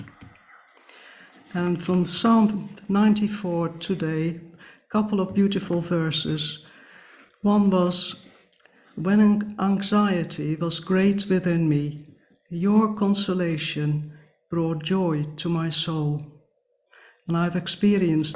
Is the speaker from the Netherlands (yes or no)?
yes; Netherlands; moved away; growing up in the Netherlands, the Bible had an important place